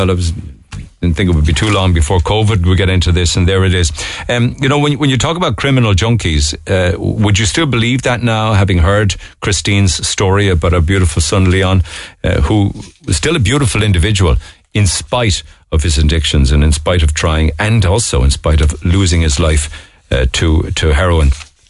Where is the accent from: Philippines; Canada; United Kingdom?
United Kingdom; England; moved away as an adult; now in Cork, Ireland; I can tell you, I grew up in England. When I first moved here in 2006, you rarely saw any junkies shuffling around the city centre.